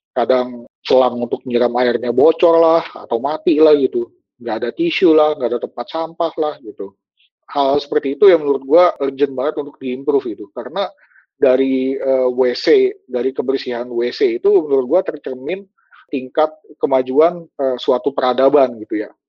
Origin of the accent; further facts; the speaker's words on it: Indonesia; born there; agak sayang gitu kalau ilmunya itu gua pakai untuk bikin produk-produk yang nggak dijual di tanah kelahiran gue sendiri gitu.